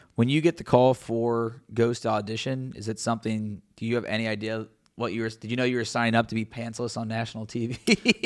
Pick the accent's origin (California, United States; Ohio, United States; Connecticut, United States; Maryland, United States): Ohio, United States; Cincinnati; covering my hometown team